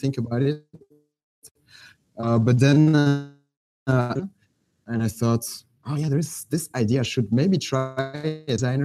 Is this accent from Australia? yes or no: no; Belgium; moved away as an adult; also born or lived in Netherlands; now in Jakarta, Indonesia; I'm actually from Belgium, but I lived in the Netherlands 5 years, and now I'm in Jakarta, in Indonesia.